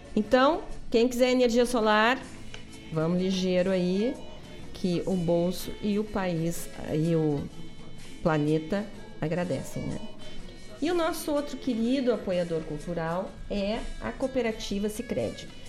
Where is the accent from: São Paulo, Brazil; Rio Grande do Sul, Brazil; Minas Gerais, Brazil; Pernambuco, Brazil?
Rio Grande do Sul, Brazil; Guaíba; eu nasci em Guaíba e o povo é bacana